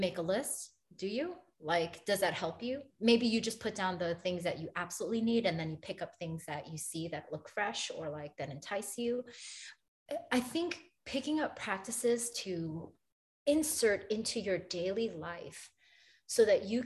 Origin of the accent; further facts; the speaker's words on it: New York City, New York, United States; now in Boston, United States; I'm from Brooklyn, New York.